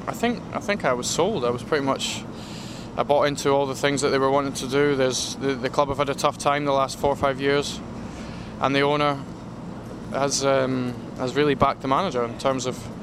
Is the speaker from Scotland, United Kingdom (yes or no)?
yes; Aberdeen, Scotland, United Kingdom; moved away as an adult; now in Chicago, United States; I'm from Aberdeen